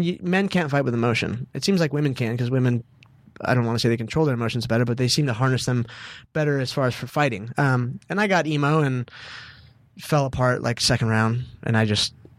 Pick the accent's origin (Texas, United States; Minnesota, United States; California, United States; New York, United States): California, United States; Southern; I say I'm a son of the South, but I'm from Southern California.